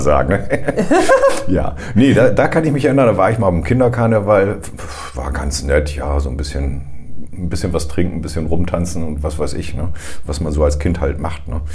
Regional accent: Northern Germany, Germany; Als Norddeutscher

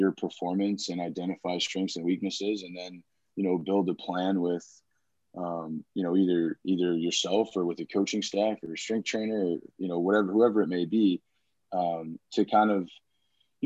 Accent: San Antonio, Texas, United States; I grew up in San Antonio, played baseball pretty much, you know, my whole life

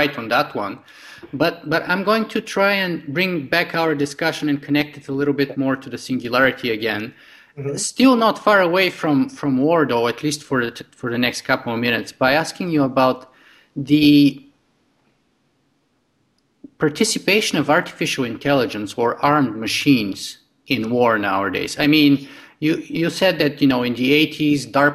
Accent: Bulgaria; now in Canada; I grew up in Eastern Europe in Bulgaria

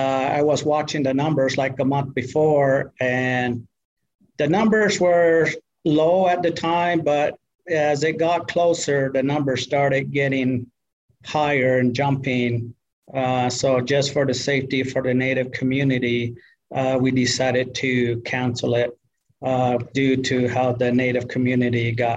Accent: New Mexico, United States; also born or lived in Arizona; I'm from the Tewa side. Half of me is Tewa and the other half is Dene. So from New Mexico and Arizona.

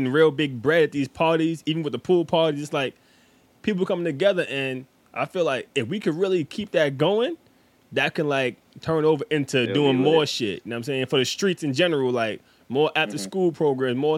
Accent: New York City, New York, United States; We are from New York

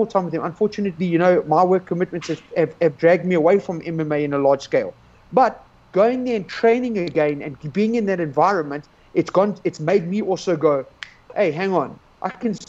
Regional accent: South Africa

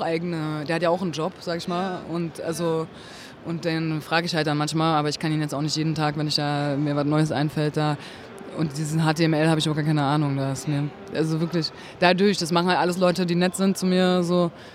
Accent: Berlin, Germany; Ich bin halt in Berlin geboren, so, habe halt immer da gelebt, also nie woanders

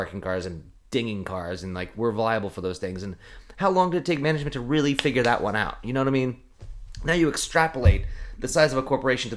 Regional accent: Eugene, Oregon, United States; moved away; when I was growing up in Eugene

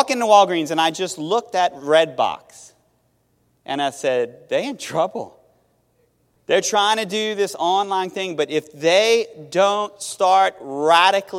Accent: Metairie, Louisiana, United States; also born or lived in Thibodaux, Louisiana / Mississippi; I'm from Metairie

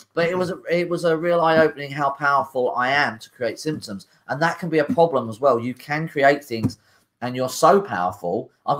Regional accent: Liverpool, North West England, United Kingdom; I'm from Liverpool.

